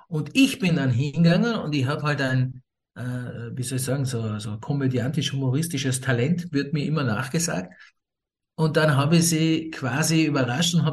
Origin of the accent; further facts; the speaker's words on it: Scotland, United Kingdom; born there; also ich bin in Schottland geboren, mein Vater kommt aus Schottland, nicht? aber meine Mutter kommt aus Österreich